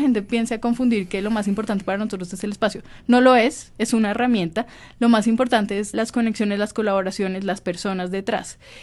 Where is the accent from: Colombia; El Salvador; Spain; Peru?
Colombia; para volver a mi tierra, yo siempre he tenido esa responsabilidad con hacer cosas en Colombia